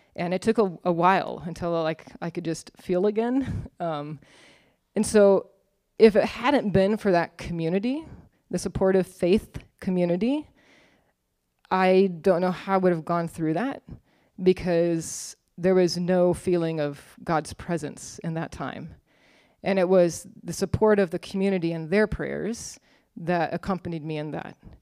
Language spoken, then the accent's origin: English; Arizona State University's home town, United States; I went to Arizona State University, go Sun Devils. Um, huge secular institute, probably like seventy thousand students. But it was, it was in my hometown